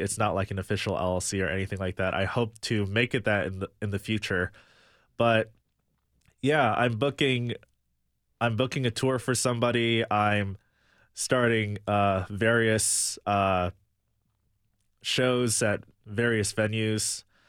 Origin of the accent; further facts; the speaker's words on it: Michigan, United States; also born or lived in Chicago; now in Nashville, United States; grew up in Michigan